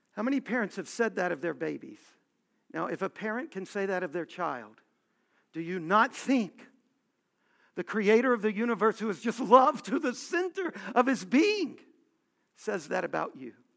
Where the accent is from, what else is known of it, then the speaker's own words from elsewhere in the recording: Louisiana, United States; I was born in Louisiana